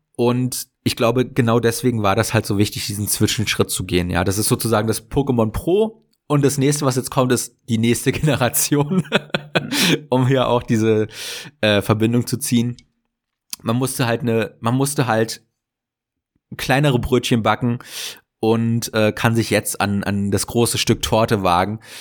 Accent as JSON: {"language": "German", "country": "Germany"}